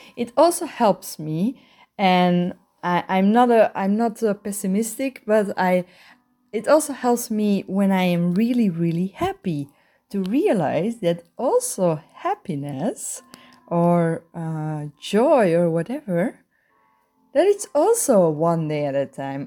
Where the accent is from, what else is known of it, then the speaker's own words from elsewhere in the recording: Belgium; I'm a sexaholic from Belgium.